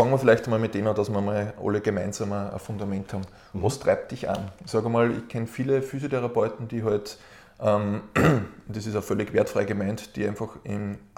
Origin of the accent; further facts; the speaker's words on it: Lower Austria, Austria; In Mostviertel, ähm, wo ich herkomme vom Land, gibt es einen Spitznamen